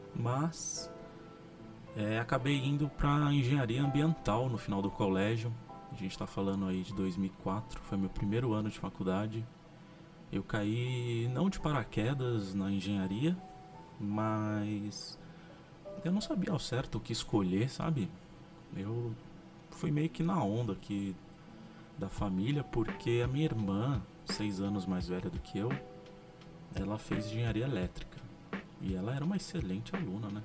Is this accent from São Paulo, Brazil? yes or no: yes; São José dos Campos, São Paulo, Brazil; E durante a infância aqui em São José foi muito legal.